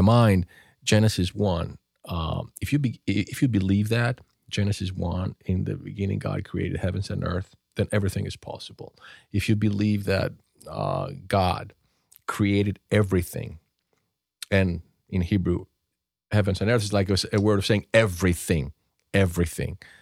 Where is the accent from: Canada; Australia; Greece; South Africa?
Greece; now in United States; growing up in Europe or, um, in Greece to be specific